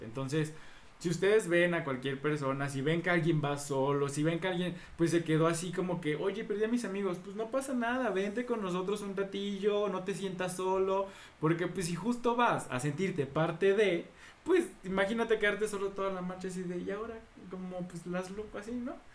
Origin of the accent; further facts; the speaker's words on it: Veracruz, Mexico; yo soy de Veracruz y porque sé lo que hay en un carnaval